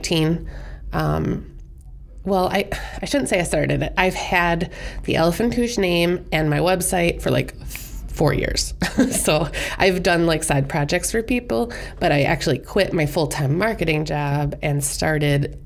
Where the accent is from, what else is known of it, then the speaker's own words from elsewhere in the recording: Plover, Wisconsin, United States; also born or lived in Iowa; I was born in Iowa, but my mom's from central Wisconsin, so I grew up living in Plover, Wisconsin. Went to Spash, Stevens Point High School